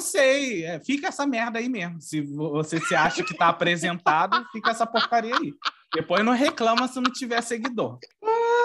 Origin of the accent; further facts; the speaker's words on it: Rio de Janeiro, Brazil; sou aqui do Rio de Janeiro, eu moro na, na Baixada